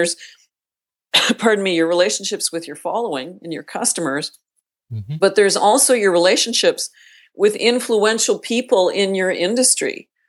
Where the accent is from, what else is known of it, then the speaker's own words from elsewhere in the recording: Northern Canada, Canada; I grew up in Northern Canada, the youngest of a very large family.